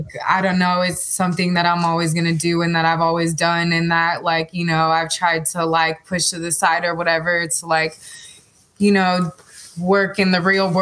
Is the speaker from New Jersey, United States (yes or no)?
no; San Francisco, California, United States; I'm from San Francisco, California. I've lived many places, but I'm back in the Bay living right now.